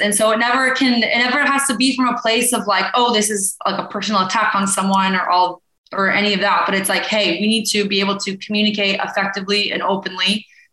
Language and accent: English; Boulder, Colorado, United States; moved away as an adult; I grew up in Boulder, Colorado